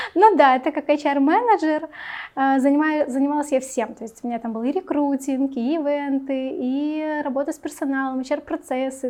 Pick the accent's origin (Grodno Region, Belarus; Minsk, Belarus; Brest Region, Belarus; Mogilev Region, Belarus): Minsk, Belarus; Мне 28, я из города Минск